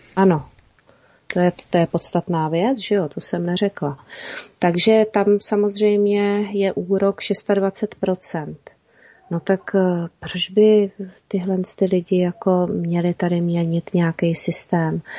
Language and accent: Czech; Czechia; jsme my Češi